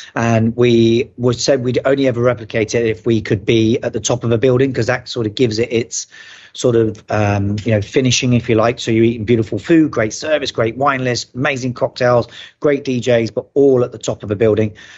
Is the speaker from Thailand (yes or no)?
no; United Kingdom; moved away as an adult; now in Dubai, United Arab Emirates; being a Brit